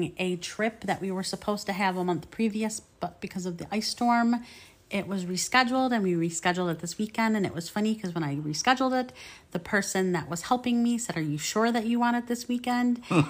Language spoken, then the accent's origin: English; Midwest, United States; I'm also from the Midwest.